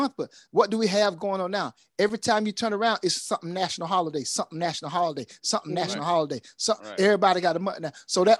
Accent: United States; I'm American

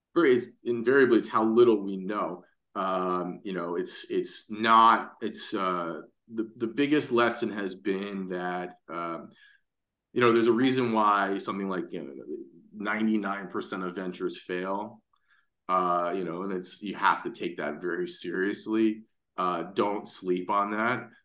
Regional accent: New York City, New York, United States; I'm born and raised in Manhattan

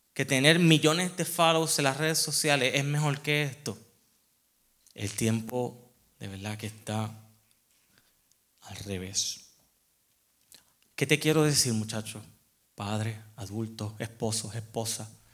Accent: Puerto Rico; moved away as an adult; also born or lived in Memphis, Tennessee; now in United States; para mí como puertorriqueño, toda mi vida, yo me iba a la playa

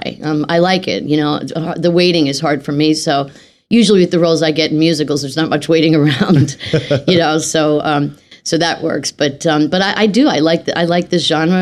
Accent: Philadelphia, Pennsylvania, United States; I grew up in Philadelphia

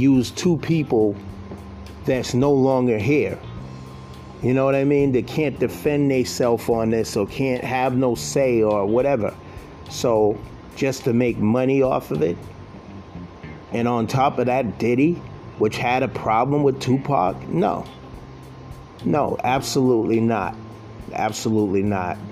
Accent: East Coast, United States; I'm from the East Coast

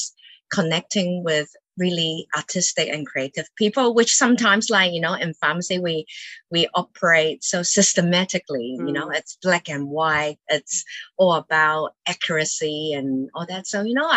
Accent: Auckland, New Zealand; also born or lived in Hong Kong / United Kingdom; I moved to New Zealand when I was 9 from Hong Kong. Now pretty much a Kiwi now.

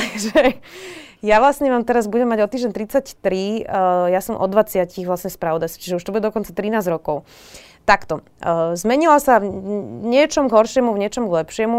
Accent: Bratislava, Bratislava Region, Slovakia; som sa narodila do bratislavskej um, bohatšej rodiny

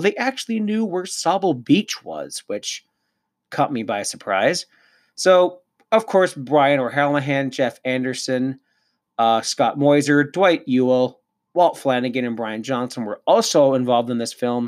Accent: Cannington, Ontario, Canada; moved away; also born or lived in Lindsay, Ontario; I was back home in my old stomping grounds in Cannington, Ontario. I was born in Lindsay.

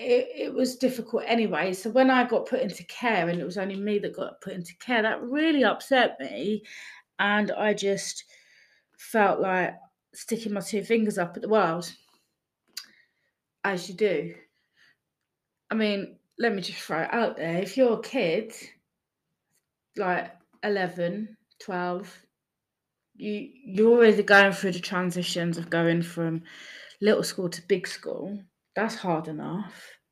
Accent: Gateshead, North East England, United Kingdom; born there; now in Wallasey, United Kingdom; I was born in Gateshead, Newcastle, in 1984, which makes me 37 years young.

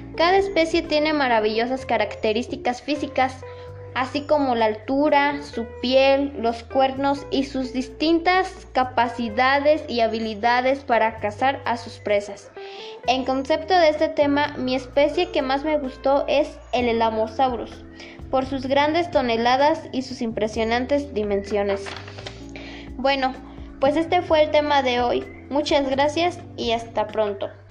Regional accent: Mexico; nuestro país

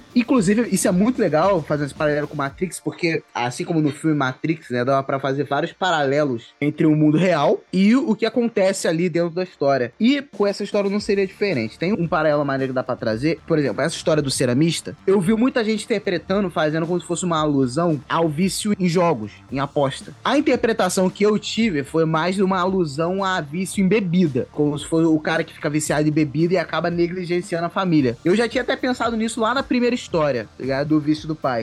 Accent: Brazil; nós que somos brasileiros

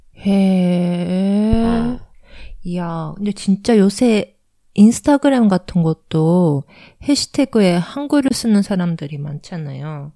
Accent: Japan; also born or lived in South Korea; 私韓国生まれ日本育ち

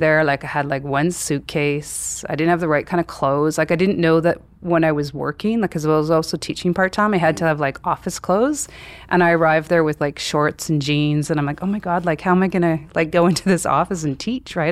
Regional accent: Vernon, British Columbia, Canada; moved away as an adult; also born or lived in Japan; now in Calgary, Canada; I was born in Vernon, B C, and my parents have been in the same house for fifty-four years

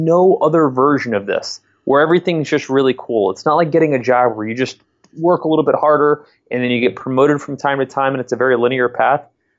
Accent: Connecticut, United States; now in Columbus, United States; And I'm not from Columbus myself. I grew up in Southern Connecticut, and I came out to go to school here in my second year at the Ohio State University.

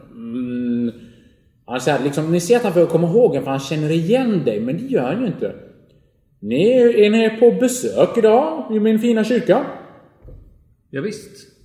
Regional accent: Gothenburg, Västra Götaland, Sweden; det är ju så här inte så här töntälvar som vi har där i Göteborg, där jag kommer ifrån

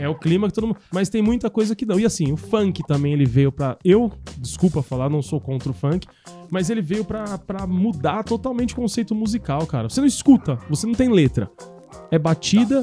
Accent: Brazil; moved away; Eu saí, eu saí, eu saí porque eu não fui forçado, mas a um acaso do destino eu saí da Tiradentes

